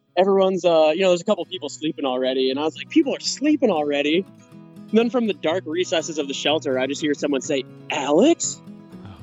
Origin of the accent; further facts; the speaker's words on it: West Hartford, Connecticut, United States; I am from uh, West Hartford, Connecticut.